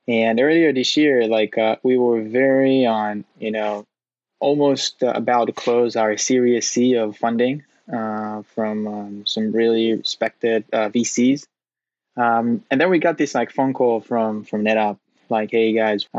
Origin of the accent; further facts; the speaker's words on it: Tel Aviv, Tel Aviv District, Israel; moved away as an adult; now in San Francisco, United States; I'm originally from Israel, from Tel Aviv